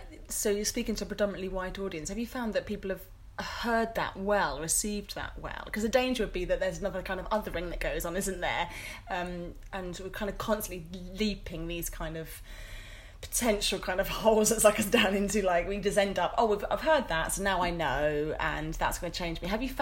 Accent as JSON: {"language": "English", "country": "Nigeria", "said": "I'm kind of pigeonholed as the Nigerian woman that can speak for all Black Pentecostal churches"}